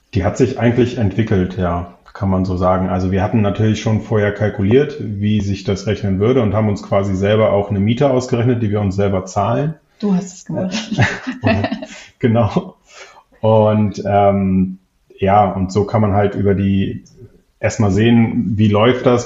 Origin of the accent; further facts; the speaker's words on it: Hamburg, Germany; moved away as an adult; now in Wiesbaden, Germany; Ich komme ursprünglich eigentlich aus Hamburg, beziehungsweise habe da lange gelebt, ähm, bin für die Liebe quasi nach Wiesbaden gezogen